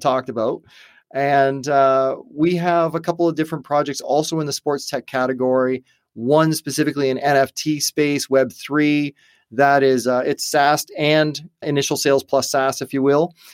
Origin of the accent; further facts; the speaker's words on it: Canada; also born or lived in United States; I'm Canadian born